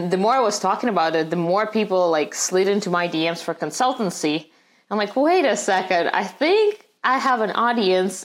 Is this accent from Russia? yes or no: yes; Russia; English is a second language; moved away as an adult; also born or lived in St. Petersburg; now in United States; growing up in Russia